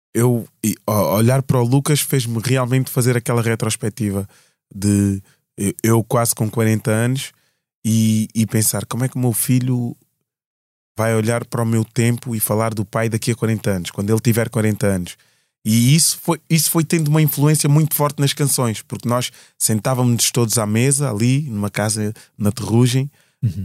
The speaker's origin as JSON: {"language": "Portuguese", "country": "Portugal", "said": "da região norte do nosso país, né, de Portugal"}